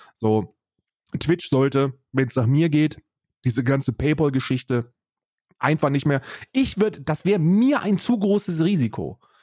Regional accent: Germany; an die Bundesrepublik Deutschland, meinem, meinem Heimatland

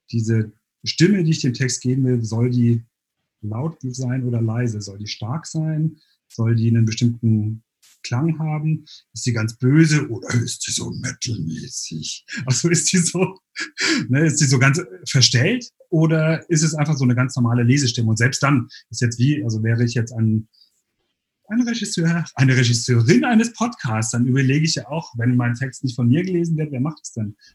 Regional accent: Sinsheim, Baden-Württemberg, Germany; now in Berlin, Germany; also ich komme eigentlich aus

